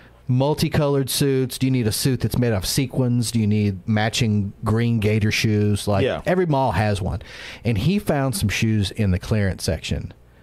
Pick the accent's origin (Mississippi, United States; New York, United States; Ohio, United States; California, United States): Mississippi, United States; dude, I'm from Mississippi. You don't get any more southern than here.